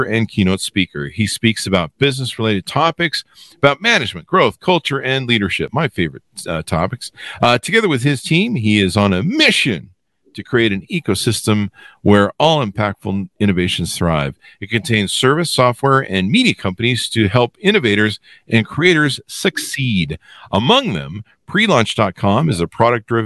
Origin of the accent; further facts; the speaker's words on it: La Crescenta, California, United States; I grew up in La Crescenta near Glendale